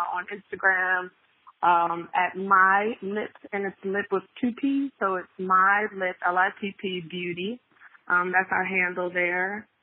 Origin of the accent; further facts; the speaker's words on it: New Jersey, United States; moved away as an adult; also born or lived in North Carolina; now in Washington, D.C. area, United States; I'm originally from a small town outside of Philadelphia, small town in Jersey